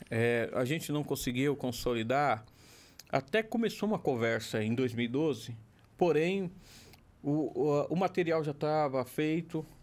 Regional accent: São Bernardo do Campo, São Paulo, Brazil; o vereador, que nasceu no Campo São Bernardo, que tenho, é, que sou do Campo São Bernardo.

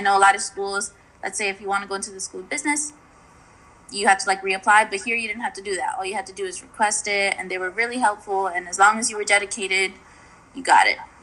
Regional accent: Yonkers, New York, United States; moved away as an adult; now in Oswego, United States; I'm from Yonkers

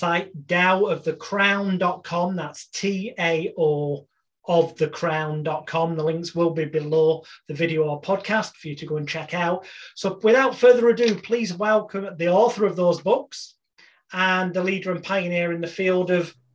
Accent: United Kingdom; the British bad boy of hypnosis

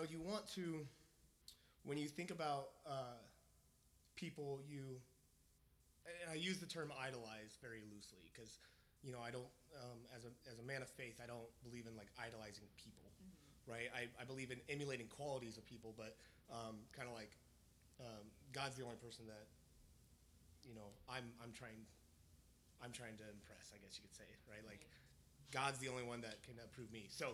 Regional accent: Visalia, California, United States; now in Kansas City, United States; we're here in Kansas City, Missouri, but I'm from California, born and raised

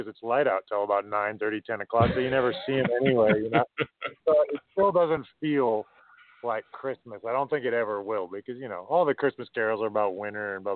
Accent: Minnesota, United States; moved away as an adult; now in New Zealand; I grew up in Minnesota

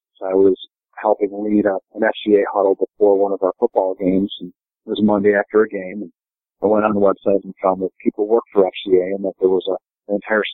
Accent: Rochester, New York, United States; growing up in the Rochester area

